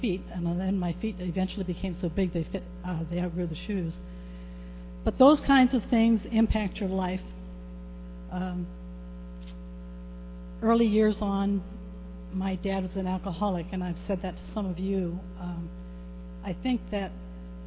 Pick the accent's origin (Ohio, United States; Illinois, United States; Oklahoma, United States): Ohio, United States; I grew up in Ohio at in a little town that was barely a crossroads.